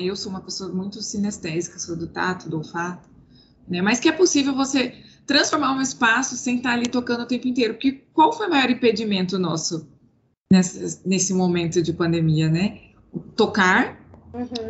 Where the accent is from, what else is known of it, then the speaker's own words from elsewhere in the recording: Cuiabá, Mato Grosso, Brazil; eu sou cuiabana, eu moro em Cuiabá